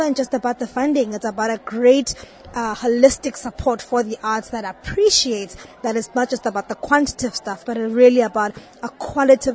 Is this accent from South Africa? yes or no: yes; South Africa; I am from South Africa